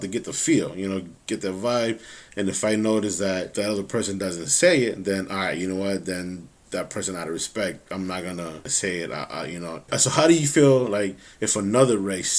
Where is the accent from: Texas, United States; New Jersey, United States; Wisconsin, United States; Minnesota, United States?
Texas, United States; Dallas; I grew up in Pleasant Grove